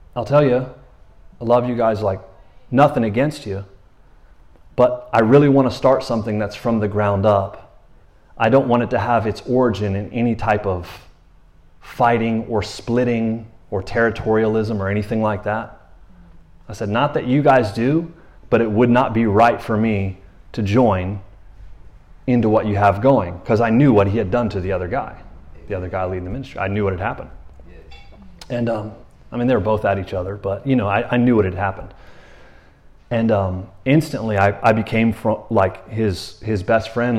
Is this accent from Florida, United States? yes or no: yes; Florida, United States; now in Tyler, United States; I'm from Florida